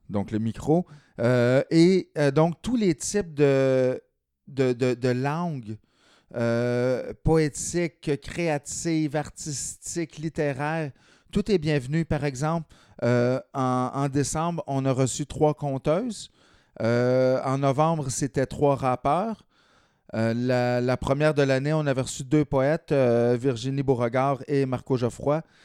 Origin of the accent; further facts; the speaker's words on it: Lanaudière, Quebec, Canada; also born or lived in Montreal; j'étais originaire de la Naudière